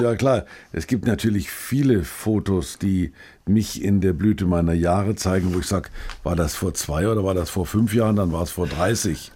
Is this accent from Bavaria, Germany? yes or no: yes; Bamberg, Bavaria, Germany; in Bamberg, meiner Geburtsstadt